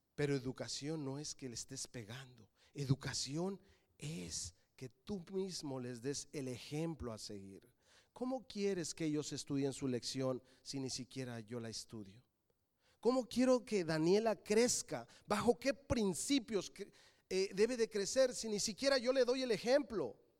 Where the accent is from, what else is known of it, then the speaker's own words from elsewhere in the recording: Mexico City, Mexico; Yo nací en la Ciudad de México. Mis padres son de Querétaro.